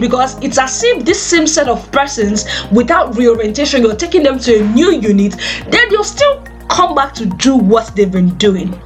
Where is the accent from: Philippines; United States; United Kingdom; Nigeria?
Nigeria; I am a Nigerian